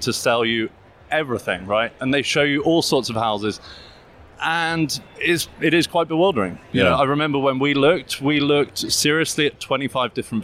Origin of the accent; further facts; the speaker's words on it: United Kingdom; accent: English; as you get from my accent, UK-based.